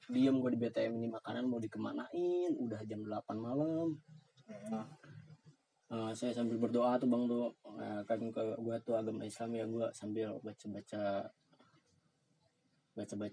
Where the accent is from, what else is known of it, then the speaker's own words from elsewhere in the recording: West Java, Indonesia; gua kan orang Sunda, hmm. roti gua nggak suka.